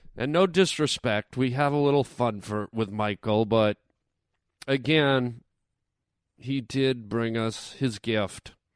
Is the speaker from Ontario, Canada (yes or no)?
yes; Toronto, Ontario, Canada; moved away; Toronto, Ontario, Canada, my hometown